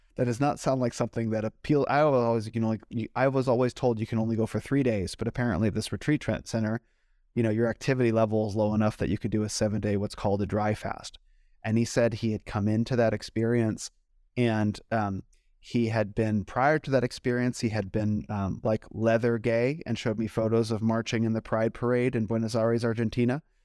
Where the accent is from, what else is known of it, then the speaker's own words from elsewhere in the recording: United States; growing up in America